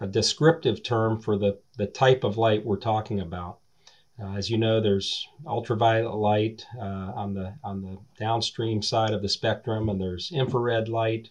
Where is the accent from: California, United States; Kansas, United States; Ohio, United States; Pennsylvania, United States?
Ohio, United States; Eastern; I grew up in Eastern Ohio